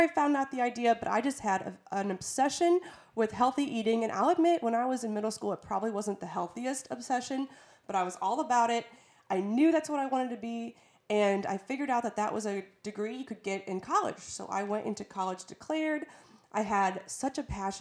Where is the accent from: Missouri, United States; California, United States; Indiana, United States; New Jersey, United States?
Missouri, United States; St. Louis; moved away as an adult; now in Florida, United States; I'm from St. Louis, and it's really humid there